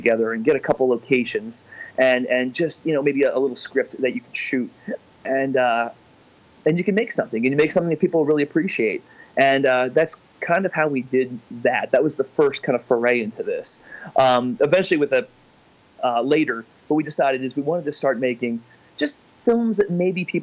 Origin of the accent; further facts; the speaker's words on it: Avondale, Pennsylvania, United States; I grew up right near Philadelphia. So we had the Phillies and we also had the Baltimore Orioles, and they were pretty close to where my town was. It was a place called Avondale, Pennsylvania